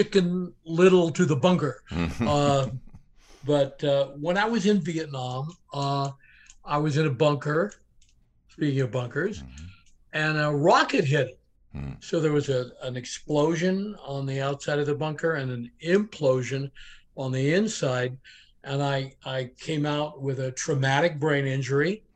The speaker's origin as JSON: {"language": "English", "town": "Portland", "region": "Oregon", "country": "United States", "tie": "born or raised there", "said": "I grew up in Portland, Oregon, which is a great town."}